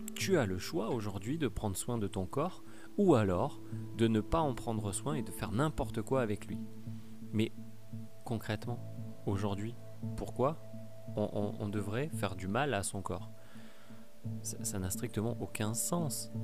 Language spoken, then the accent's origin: French; Pau, Nouvelle-Aquitaine, France; Moi, je viens du sud-ouest, je viens de Pau